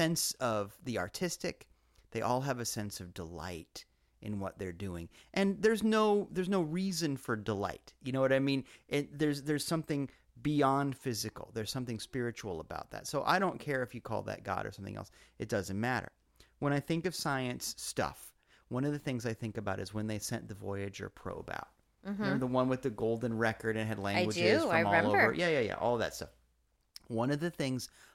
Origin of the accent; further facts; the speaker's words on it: Iowa, United States; I grew up in Iowa